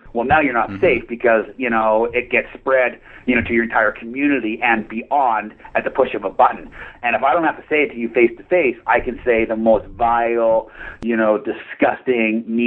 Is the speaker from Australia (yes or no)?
no; Port Coquitlam, British Columbia, Canada; Portland, my hometown, where our head office is